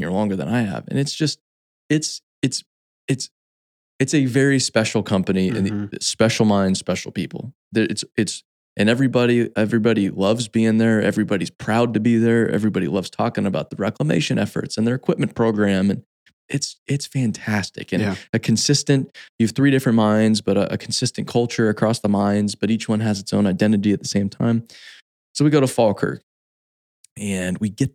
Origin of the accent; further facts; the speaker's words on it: Phoenix, Arizona, United States; I grew up in Phoenix, Arizona